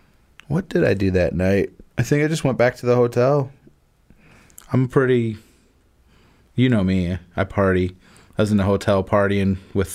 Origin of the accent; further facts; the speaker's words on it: Mundelein, Illinois, United States; moved away as an adult; now in Florida, United States; I went up to my hometown. Mm-hmm. So Mundelein.